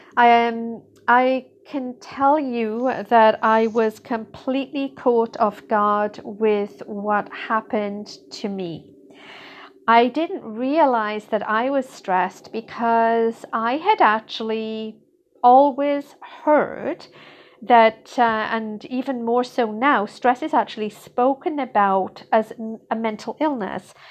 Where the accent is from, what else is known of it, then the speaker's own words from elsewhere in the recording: United Kingdom; moved away as an adult; now in Canada; I grew up in Britain